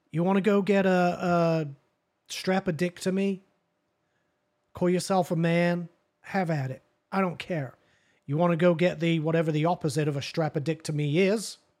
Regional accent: England, United Kingdom; now in United States; I am English, I'm from there, born and raised

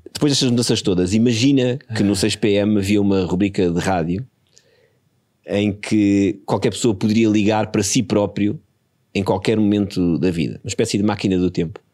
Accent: Porto Brandão, Setúbal, Portugal; eu fui criado ali em pequeno no Porto Brandão, a minha família é de Porto Brandão

